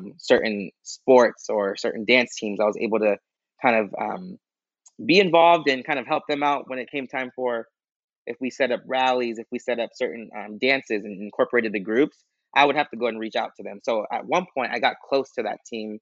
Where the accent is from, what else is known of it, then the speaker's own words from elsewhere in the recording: Corona, California, United States; I'm from Corona